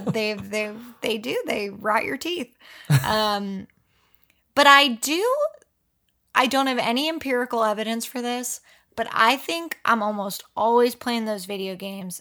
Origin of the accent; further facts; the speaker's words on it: Pennsylvania, United States; I am from Pennsylvania